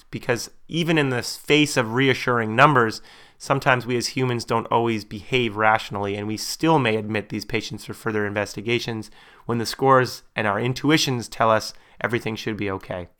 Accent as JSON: {"language": "English", "country": "Canada", "said": "my perspective as a Canadian"}